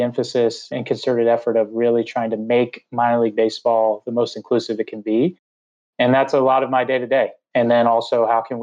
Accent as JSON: {"language": "English", "town": "Orlando", "region": "Florida", "country": "United States", "tie": "born or raised there", "said": "I was born and raised in Orlando, Florida"}